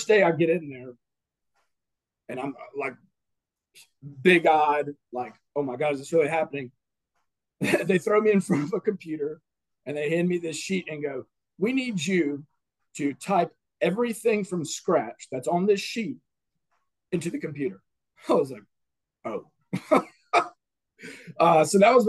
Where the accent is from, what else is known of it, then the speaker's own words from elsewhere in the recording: Madison, Florida, United States; also born or lived in Tallahassee, Florida; got paid to go to school and play baseball in my hometown